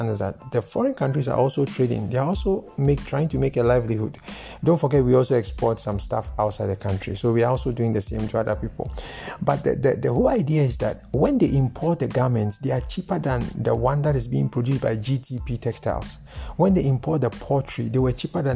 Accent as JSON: {"language": "English", "country": "Ghana", "said": "I am a Ghanaian"}